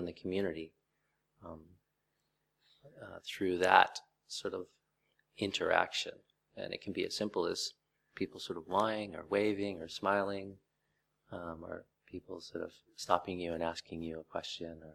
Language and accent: English; Vancouver, Washington, United States; moved away as an adult; also born or lived in Thailand; my hometown of Vancouver, Washington